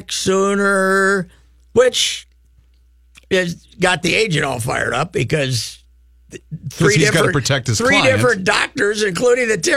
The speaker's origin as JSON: {"language": "English", "town": "Fulda", "region": "Minnesota", "country": "United States", "said": "When, I, when you cut through all the billions of dollars, I'm from Fulda."}